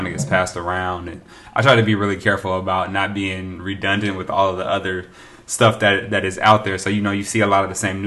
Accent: Oakland, California, United States; I'm from Oakland

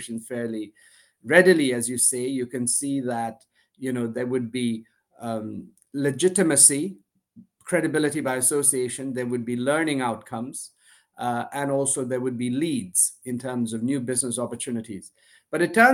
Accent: India; moved away as an adult; also born or lived in United States / Glasgow, Scotland; I was born in India to an Indian father and a Sri Lankan mother. And my earliest years were in the US, actually, shortly after I was born. My parents went to grad school, but then eventually came back went back to India

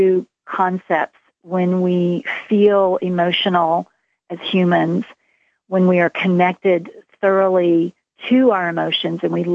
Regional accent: Texas, United States; moved away; I grew up in Texas

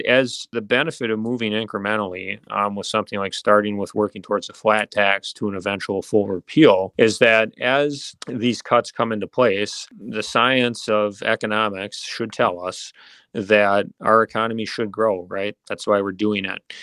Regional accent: Mosinee, Wisconsin, United States; also born or lived in Minnesota / West Virginia / Pittsburgh; born and raised in Mosinee, Wisconsin

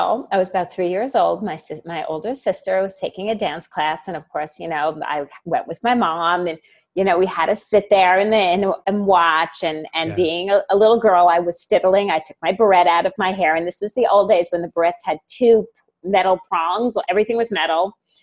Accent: Long Island, New York, United States; also born or lived in Brooklyn, New York / Maryland; I was born in Brooklyn, raised in Long Island, New York.

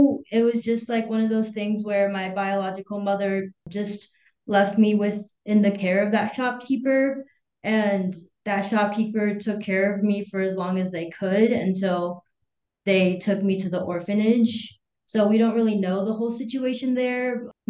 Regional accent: Hangzhou, Zhejiang, China; born there; Yeah, so I was born in China in the city of Hangzhou, and I was with my biological mother for a little while

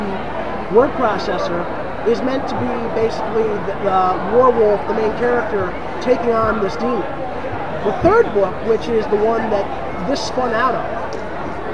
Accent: Brooklyn, New York, United States; now in Saratoga Springs, United States; I live right here in Saratoga Springs. I'm originally from Brooklyn.

